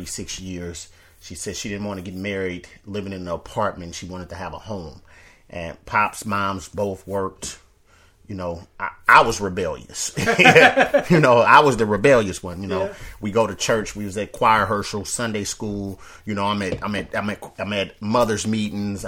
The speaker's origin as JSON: {"language": "English", "town": "Oakland", "region": "California", "country": "United States", "tie": "born or raised there", "said": "I grew up in East Oakland"}